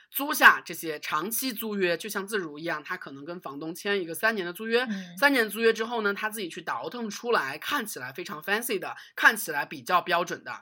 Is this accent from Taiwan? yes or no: no; China; 我们中国人